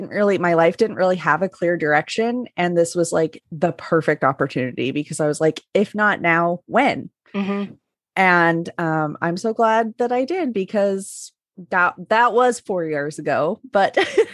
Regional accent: Northern Utah, United States; I did grow up in Northern Utah, so right near Mormon Mecca there.

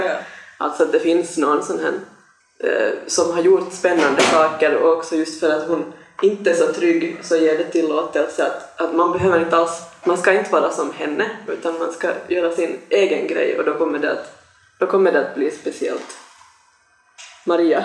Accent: Sweden; moved away; jag växte upp nämligen också i Sverige

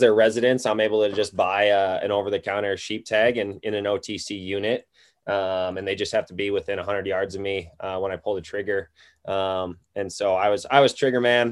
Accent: Wisconsin, United States; moved away as an adult; also born or lived in Iowa; now in Missoula, United States; So I'm in Missoula, Montana. I grew up in Wisconsin, chasing whitetails and waterfowl was really my thing growing up.

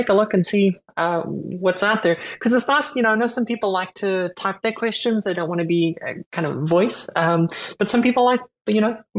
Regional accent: South Africa; moved away as an adult; also born or lived in Zimbabwe; now in Texas, United States; I was born in Zimbabwe and I grew up in South Africa and through college, and now I'm in the US.

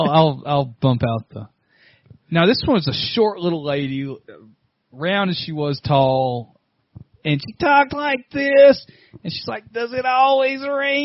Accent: Texas, United States; I'm from Texas.

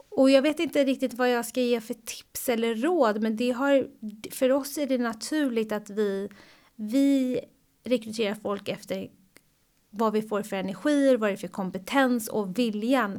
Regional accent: Sweden; moved away; also born or lived in United States; här hemma i Sverige

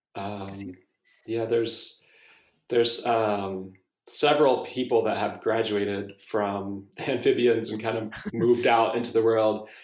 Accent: South Carolina, United States; now in Austin, United States; I grew up in South Carolina, and we used to go to Clemson football games

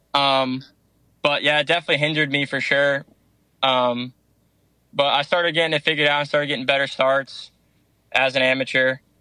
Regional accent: Danbury, Connecticut, United States; moved away; I'm from Danbury, Connecticut

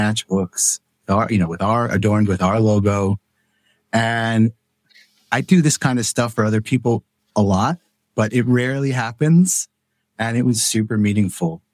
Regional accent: New York City, New York, United States; moved away as an adult; also born or lived in Syracuse, New York; now in Lancaster, United States; I grew up in Queens

